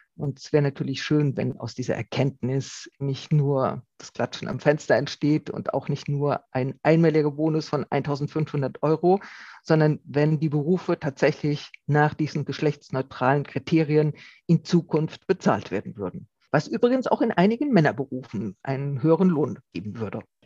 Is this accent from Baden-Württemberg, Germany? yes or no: no; Rhineland-Palatinate, Germany; Ich komme ja aus der Pfalz, wo es äh, viele Wingert gibt